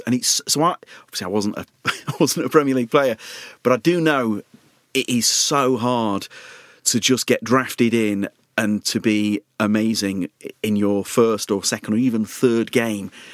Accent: Leeds, Yorkshire and the Humber, United Kingdom; I'm from Leeds

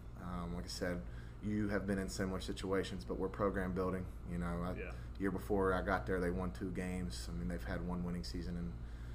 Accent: North Carolina, United States; moved away as an adult; also born or lived in Indianapolis; now in West Virginia, United States; I grew up in North Carolina. My mom is from here. She's actually from Sissonville.

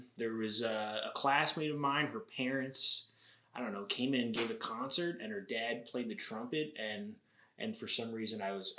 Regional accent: Orangeburg, New York, United States; also born or lived in Boston; Yeah, I grew up in Rockland in Orangeburg. Mm. I lived in the same house my entire life.

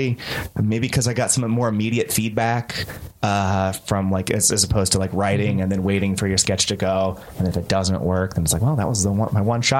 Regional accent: Northern California, United States; I grew up in Northern California

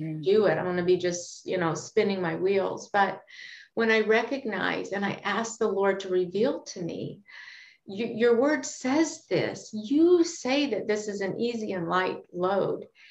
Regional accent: Kentucky, United States; I grew up in Kentucky and my granddad had cattle.

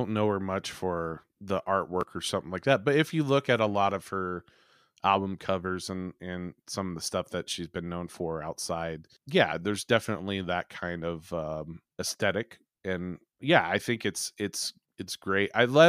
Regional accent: Farmville, United States; I grew up in Farmville, and any of these kids or stuff like that, if you did anything or liked even weird music, I grew up in a town of 1,200 people, folks.

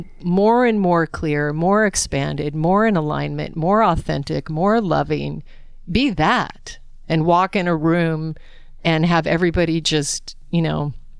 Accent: Alaska, United States; I was raised in Alaska on game meat, as most of you know who listen to the podcast.

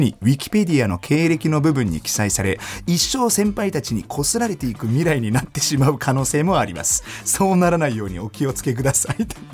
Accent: Germany; 1990年6月29日ドイツ生まれの30歳

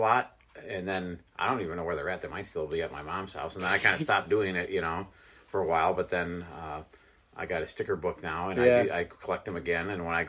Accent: Coal City, Illinois, United States; now in Morris, United States; I'm originally from Coal City, about 52 years old. And then I moved to Morris when I was in my 20s and met my wife here at the Walmart in Morris.

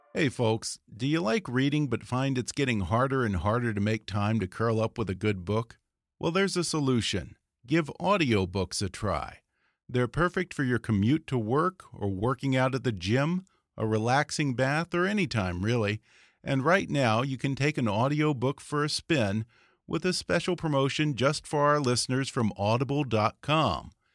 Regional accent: United States; as an American

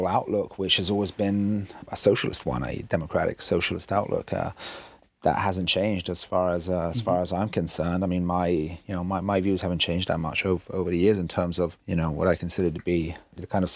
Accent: Italy; I'm half English, half Italian, but I've lived in Italy all my life.

